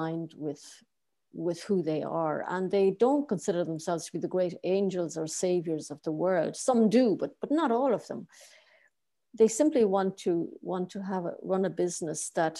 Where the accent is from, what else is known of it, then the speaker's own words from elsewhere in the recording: Ireland; moved away as an adult; now in Berlin, Germany; I'm Irish. I started off working for the government